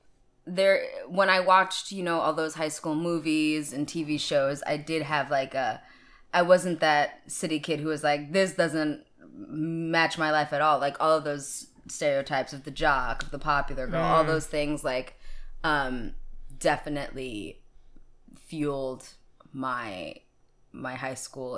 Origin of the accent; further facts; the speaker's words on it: Queens, New York, United States; also born or lived in Long Island / Manhattan; So I grew up in Cambria Heights, Queens, as a young child, and then I moved to Long Island as an older child, and then I moved back to Manhattan, and then now I'm back in Queens, so you could say I am a New York gal.